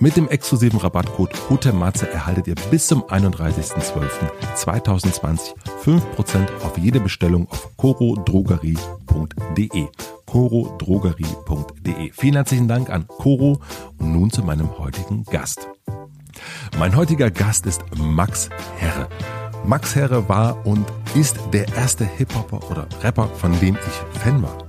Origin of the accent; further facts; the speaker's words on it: southern Brandenburg, Germany; moved away; ich bin in Südbrandenburg aufgewachsen mit sehr, sehr vielen sehr, sehr, sehr, sehr vielen Rechten